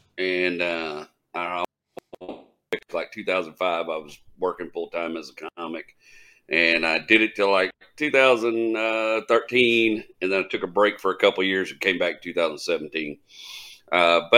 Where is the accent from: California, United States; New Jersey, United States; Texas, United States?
Texas, United States; Kilgore; I'm from Kilgore, and we don't mess with Terrell.